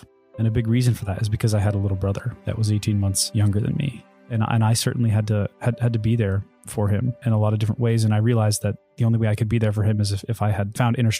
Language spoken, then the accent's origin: English; Charlottesville, Virginia, United States; born there; So I was born in Charlottesville, Virginia, which coincidentally is actually where I went to school.